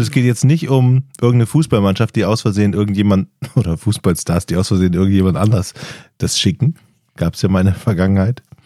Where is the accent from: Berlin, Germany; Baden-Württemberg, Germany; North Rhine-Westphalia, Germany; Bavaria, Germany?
North Rhine-Westphalia, Germany; Düsseldorf area; also born or lived in northern Germany; ich komme aus dem Düsseldorfer Raum